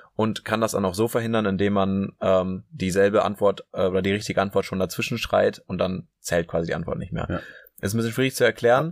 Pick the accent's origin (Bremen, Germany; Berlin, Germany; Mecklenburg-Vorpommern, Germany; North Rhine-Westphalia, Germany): North Rhine-Westphalia, Germany; Münster; now in Hamburg, Germany; Ich komme aus Münster